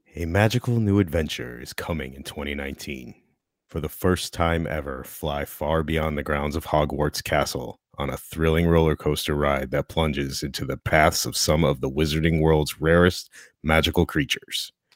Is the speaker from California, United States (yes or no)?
no; Connecticut, United States; I'm from Connecticut, and we have awesome pizza here